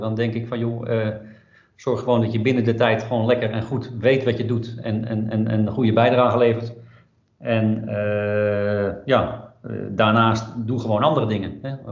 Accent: Netherlands; Daar word je als Nederlander in ieder geval even wat meer wereldburger van. Uh, merk je dat wij dan een heel direct volkje zijn.

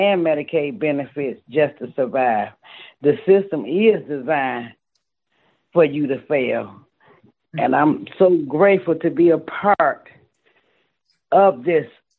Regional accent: Detroit, Michigan, United States; moved away as an adult; now in New Orleans, United States; I am originally from Detroit, Michigan, but have lived in New Orleans, Louisiana for the past 10 years

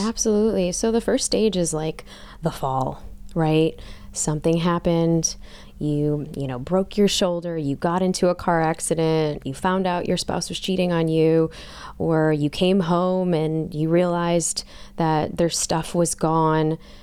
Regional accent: Chicago, Illinois, United States; growing up in Chicago, melting pot

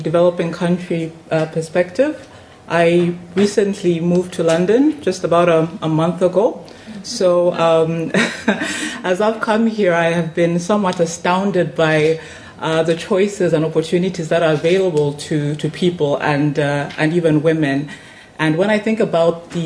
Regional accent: Lusaka, Lusaka Province, Zambia; where I come from, I'm coming in from Lusaka in Zambia

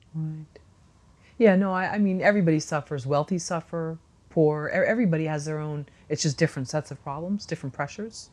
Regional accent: San Francisco, California, United States; I grew up in San Francisco

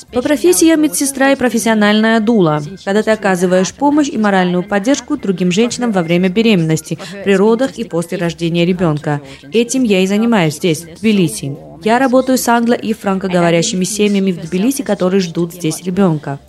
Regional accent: Denmark; moved away as an adult; now in Georgia; Я выросла в Дании в 70-е годы

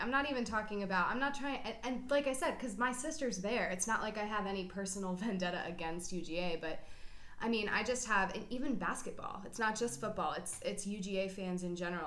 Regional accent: Roswell, Georgia, United States; I grew up in the South

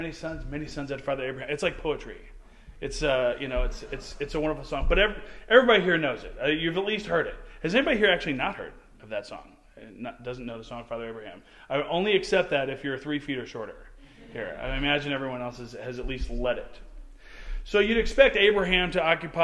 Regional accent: St. Louis, Missouri, United States; moved away; I am originally from St. Louis, Missouri

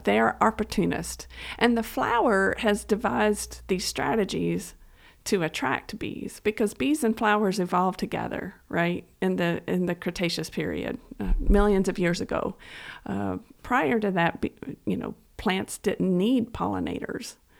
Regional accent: Estill County, Kentucky, United States; also born or lived in Harlan County, Kentucky; having grown up on a farm in, uh, Estill County, uh, I, I grew up on a pig farm

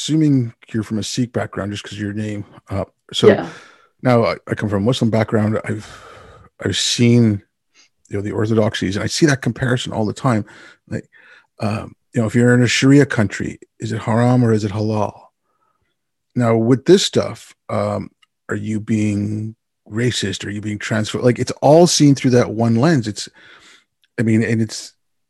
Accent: Canada; also born or lived in India; my family moved from India when I was six. So, you know, I'd go back every now and then, but I grew up in Canada

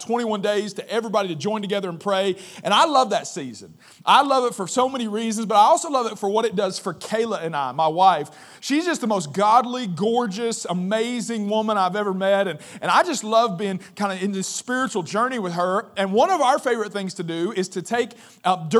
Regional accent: West Virginia, United States; moved away as an adult; now in St. Louis, United States; I'm from West Virginia.

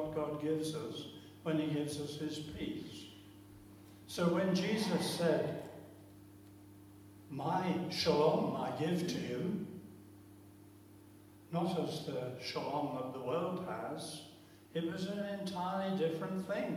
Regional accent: London, United Kingdom; moved away; As a Londoner

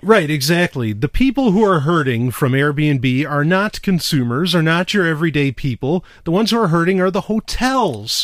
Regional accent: New York City, New York, United States; moved away; I grew up in New York City

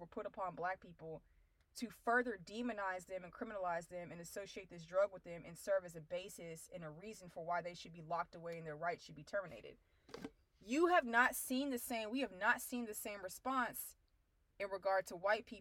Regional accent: Abilene, Texas, United States; I'm from Abilene, Texas, which is a small city in West Texas

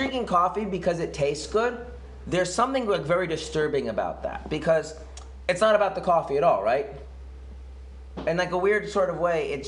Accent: United States; now in Israel; I grew up in America

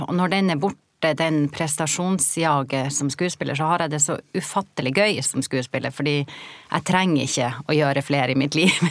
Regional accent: Norway; moved away as an adult; also born or lived in Oslo; jeg kommer jo fra Gokk og ei jente og kom til Oslo i ironiens tidsalder

